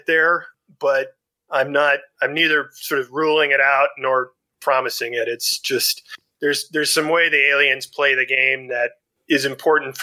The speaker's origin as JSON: {"language": "English", "town": "Dallas", "region": "Texas", "country": "United States", "tie": "born or raised there", "said": "my hometown of Dallas, Texas"}